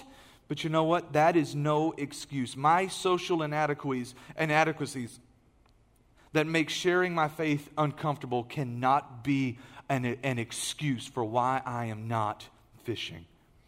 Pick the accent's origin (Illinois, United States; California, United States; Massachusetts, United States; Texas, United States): Texas, United States; Beaumont; I'm still from Beaumont. So where do you work? I still work at ExxonMobil.